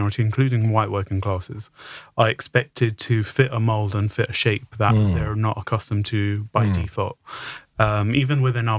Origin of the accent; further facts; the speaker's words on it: Tooting, London, United Kingdom; So I was brought up in Tooting, don't sound how typical person South London sounds.